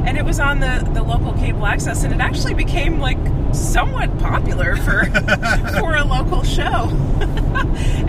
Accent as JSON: {"language": "English", "region": "Massachusetts", "country": "United States", "moved": "yes", "lives_now": "New Hampshire, United States", "said": "I'm from Massachusetts."}